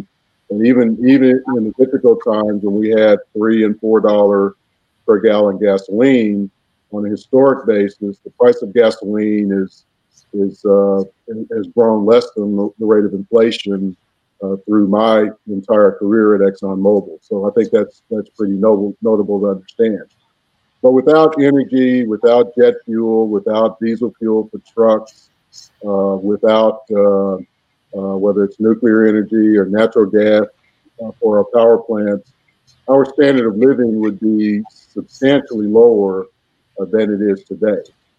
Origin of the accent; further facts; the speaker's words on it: Fort Worth, Texas, United States; born there; also born or lived in Florida / New York / Europe; So I was born in Fort Worth at what was then called Carswell Air Force Base.